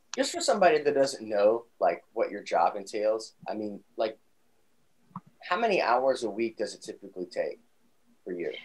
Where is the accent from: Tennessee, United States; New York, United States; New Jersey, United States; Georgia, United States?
Georgia, United States; Atlanta; my hometown, Atlanta, Georgia